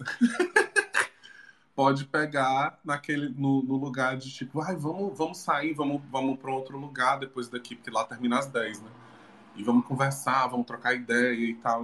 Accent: Maracanaú, Ceará, Brazil; now in Fortaleza, Brazil; fez parte da minha infância. Que eu sempre vinha né, de Maracanã para Fortaleza de ônibus com meus avós

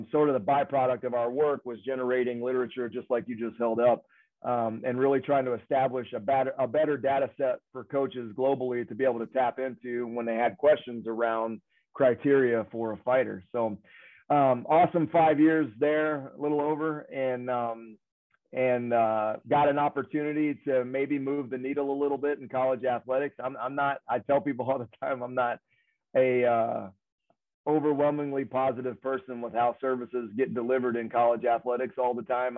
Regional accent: the South, United States; moved away as an adult; I'm from the South

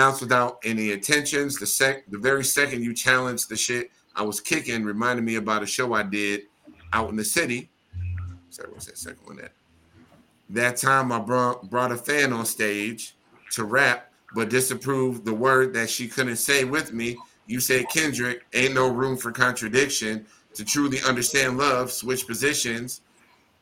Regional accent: Midwest, United States; I'm from the good old Midwest

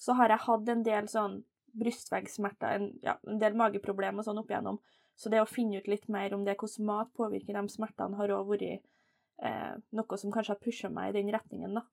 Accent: Steinkjer, Trøndelag, Norway; jeg er jo trønder, da. Eh, født og oppvokst i Steinkjer, så det er litt, sånn, litt nord for Trondheim

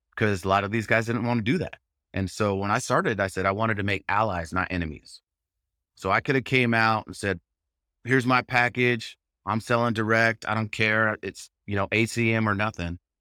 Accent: Southern California, United States; I live in Southern California, I'm from Southern California

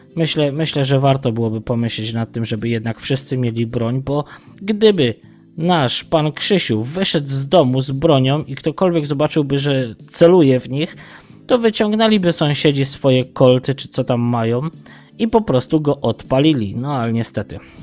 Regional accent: Tarnów, Lesser Poland, Poland; Ja pochodzę z Tarnowa, dokładnie z Mościc

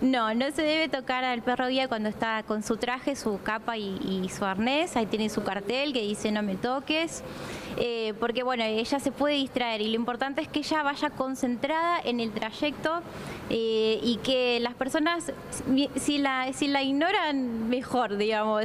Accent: Laguna Paiva, Santa Fe, Argentina; yo soy de Laguna Paiva

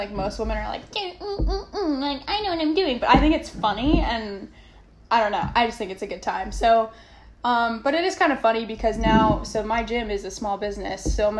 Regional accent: Minnesota, United States; moved away as an adult; I'm from Minnesota originally, so I was just like, I'm gonna go somewhere warm, and here we are.

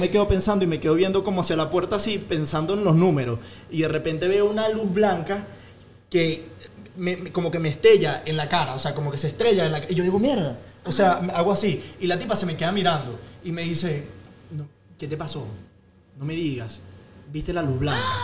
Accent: Venezuela; moved away as an adult; also born or lived in Spain; now in Chicago, United States

